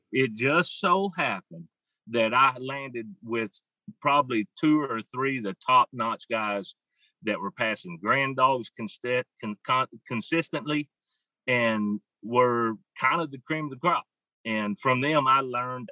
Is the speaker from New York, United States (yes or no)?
no; Arkansas, United States; I'm from Surf City, Arkansas, or that's where I live right now, but been here for almost 45 years. That tells you how old I am. I'm 53 years old